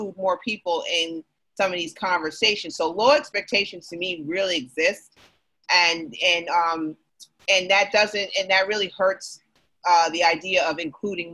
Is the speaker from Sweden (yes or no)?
no; New York, United States; As a New Yorker